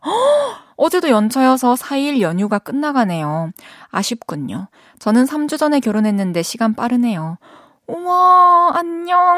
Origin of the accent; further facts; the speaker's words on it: Changwon, South Gyeongsang, South Korea; accent: mix of Daegu, Busan, Masan; moved away as an adult; also born or lived in Daegu / Busan; 대구에서 태어났고, 그리고 초중고를 마산에서 다니고 대학교를 부산에서 나와가지고 대구, 부산, 마산 다 섞여 있는 억양인 것 같아요.